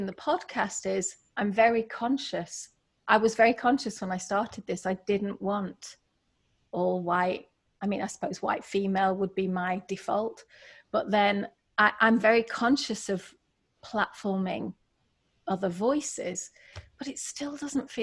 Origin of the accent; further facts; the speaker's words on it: England, United Kingdom; now in United States; I'm from England